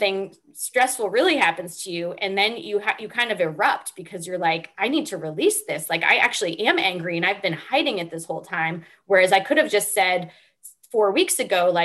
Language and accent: English; Northeast, United States; I grew up in the Northeast